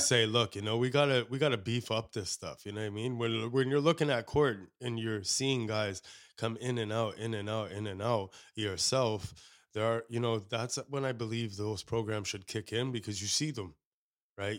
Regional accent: Canada; as Canadians doesn't matter, you know, what ethnicity as a Canadian you you're over here

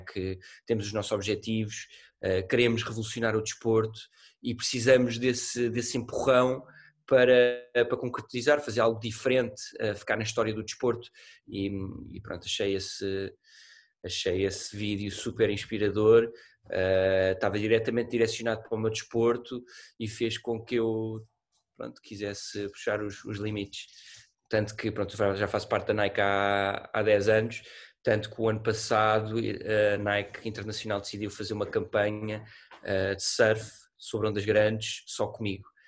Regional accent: Portugal; sendo português

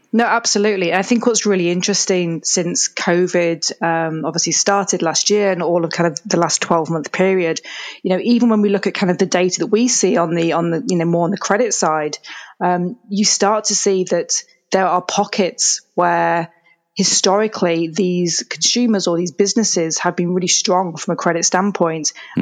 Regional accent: England, United Kingdom; moved away as an adult; now in Canada; I'm originally from England, which you can probably hear from my accent. So my family and I moved over to Canada, kind of middle of 2017

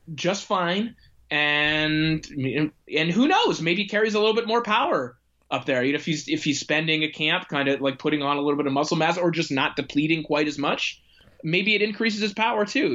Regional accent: Canada; I am a Canadian who lives in Canada

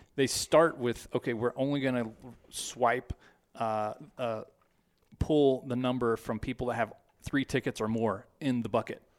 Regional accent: Texas, United States; moved away as an adult; now in Colorado, United States; I grew up in Texas.

